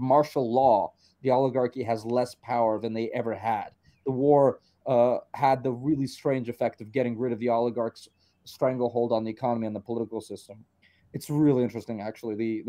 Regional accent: Uzbekistan; born there; I was born in Uzbekistan.

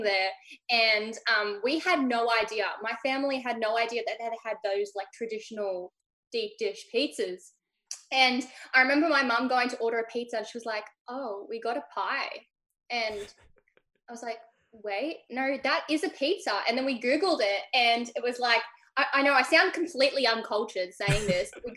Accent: Melbourne, Victoria, Australia; from Melbourne, Australia, and I'm a female rocker

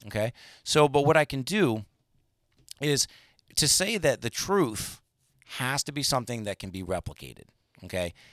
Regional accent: United States; as an American

